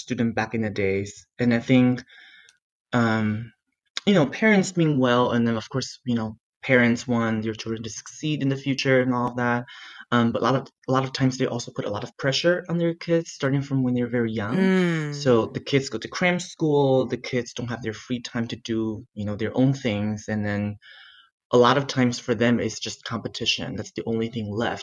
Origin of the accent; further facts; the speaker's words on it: Taitung, Taitung County, Taiwan; English is a second language; moved away as an adult; now in United States; I grew up in Taitung, which is like a small town in the east of Taiwan